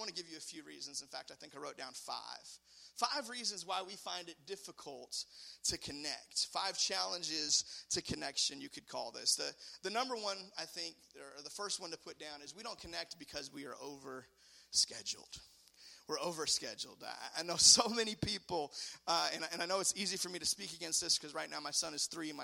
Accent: United States; I'm an American

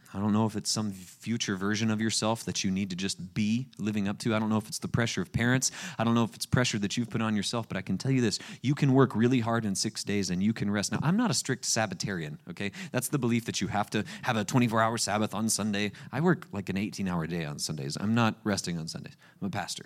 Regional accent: Panama City Beach, Florida, United States; I grew up at the place, uh, Panama City Beach. It's where I was born and raised

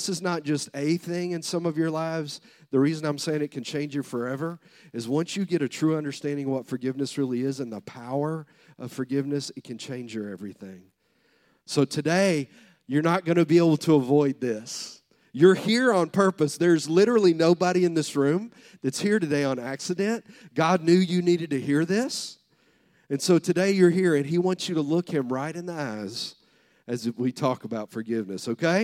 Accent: the South, United States; I'm from the South

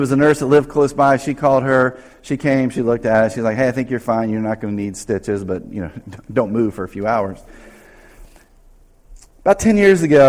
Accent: North Carolina, United States; moved away; I grew up in North Carolina

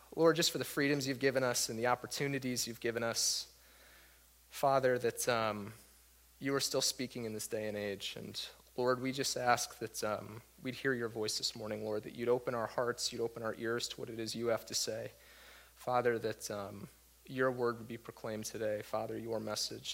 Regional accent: Waterbury, Connecticut, United States; moved away as an adult; I was born and raised in Waterbury uh, pretty much my whole life up until just a few years ago.

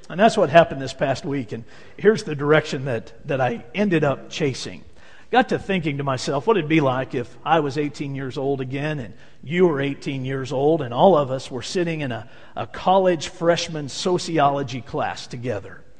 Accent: Tiberias, Northern District, Israel; I had the privilege of growing up in Tiberias on the Sea of Galilee.

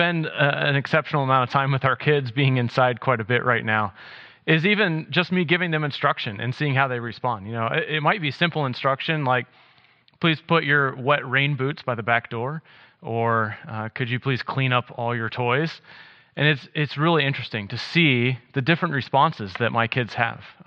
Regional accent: South Carolina, United States; moved away as an adult; also born or lived in Wisconsin; I grew up in South Carolina

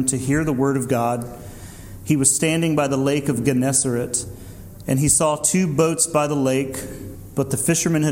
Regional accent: Deep South, United States; growing up in the Deep South in the 80s

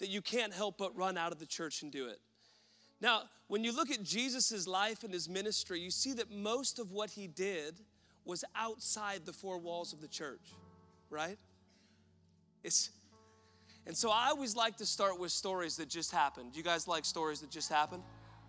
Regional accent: Woodland, Washington, United States; born and raised in Woodland, Washington

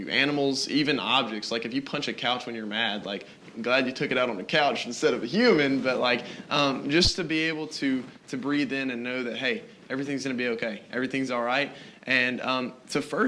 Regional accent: the South, United States; I'm a Christian that was just born in America

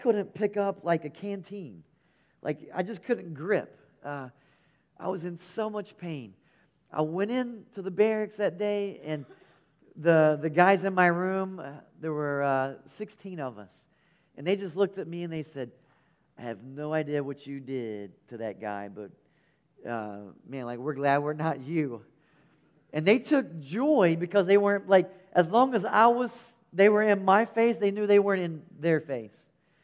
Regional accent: West Virginia, United States; So West Virginia, sir

